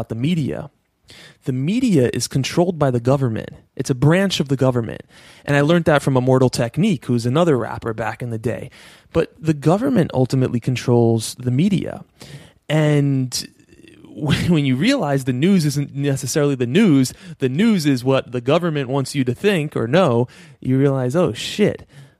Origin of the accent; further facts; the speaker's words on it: New York, United States; I'm from New York. I live in New York